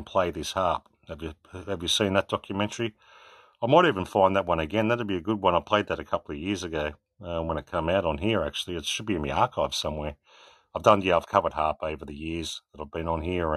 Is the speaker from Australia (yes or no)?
yes; Australia; I come from Australia